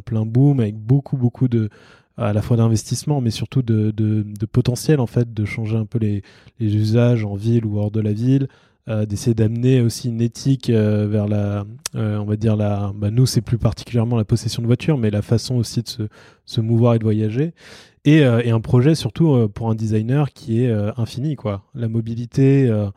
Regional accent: France; moi, en tant que Français

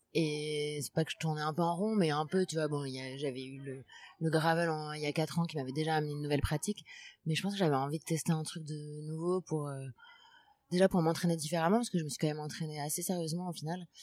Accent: Paris, Île-de-France, France; also born or lived in Madrid, Spain; Je viens de Paris, je suis née à Paris. Après, j'ai vécu trois ans à Madrid, en Espagne

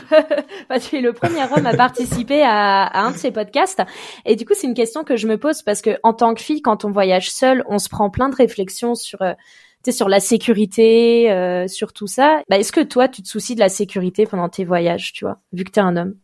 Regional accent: Évian-les-Bains, Auvergne-Rhône-Alpes, France; je suis né à Evian, je sais que c'est en France

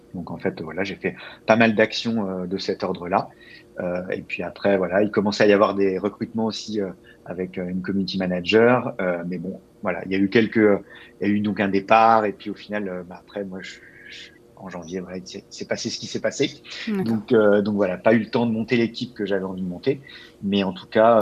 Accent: Labbeville, Île-de-France, France; moved away as an adult; also born or lived in Paris, France; now in Montreal, Canada; alors, je viens d'un petit village qui s'appelle Labeville. donc, en fait, il y a 600 vaches et autant d'habitants

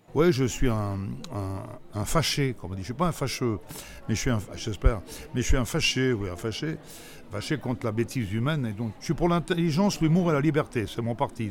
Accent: Grenoble, Auvergne-Rhône-Alpes, France; je suis né à Grenoble

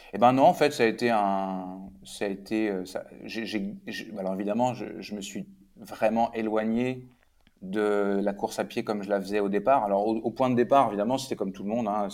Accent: Rouen, Normandy, France; moved away as an adult; also born or lived in Paris / Quebec; je suis né et j'ai grandi à côté de Rouen

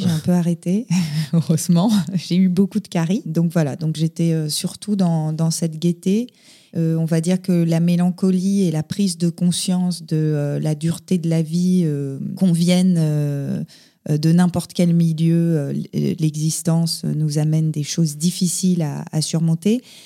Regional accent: Paris, Île-de-France, France; moved away as an adult; now in Dordogne, France; Je suis née et j'ai grandi euh, à Paris

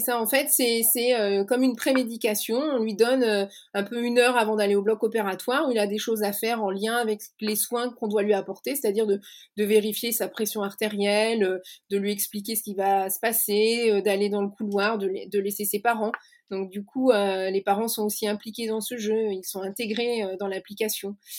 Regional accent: Lannion, Brittany, France; also born or lived in Paris; now in Rennes, France; je suis née à Lannion, euh, en plein cœur du Granit Rose, qui est une région euh, qui m'est chère. Et puis j'ai grandi euh, en Bretagne

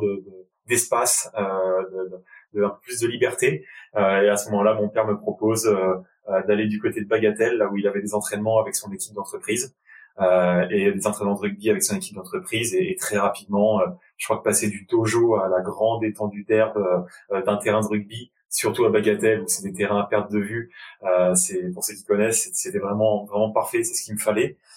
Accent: Enghien-les-Bains, Île-de-France, France; j'ai grandi euh, dans le nord-ouest de la région parisienne, dans une petite ville du 95 Val d'Oise qui s'appelle Anguin-les-Bains

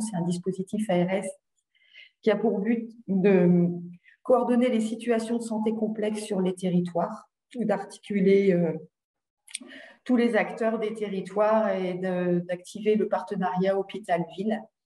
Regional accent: Hauts-de-France, France; j'étais donc du Valenciennois

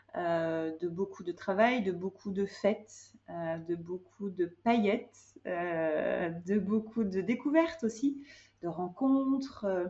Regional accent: Hyères, Provence-Alpes-Côte d'Azur, France; moved away as an adult; also born or lived in Compiègne / Cannes / Marseille / Paris; j'ai grandi dans le sud de la France. J'ai grandi à Hyères euh, et puis à Cannes

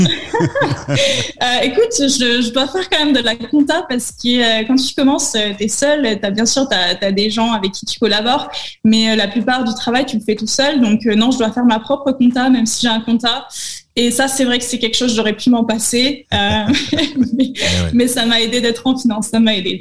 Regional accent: Nice, Provence-Alpes-Côte d'Azur, France; moved away as an adult; also born or lived in Paris; now in Amsterdam, Netherlands; je viens de Nice, dans le sud, là où il fait chaud

